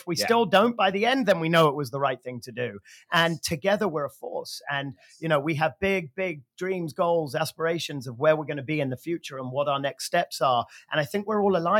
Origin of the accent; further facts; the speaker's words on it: London, United Kingdom; moved away as an adult; now in Los Angeles, United States; born and raised in London, been in Los Angeles 19 years